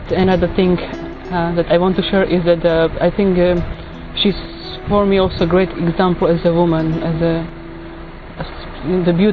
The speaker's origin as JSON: {"language": "English", "country": "Slovakia", "said": "I'm from Slovakia"}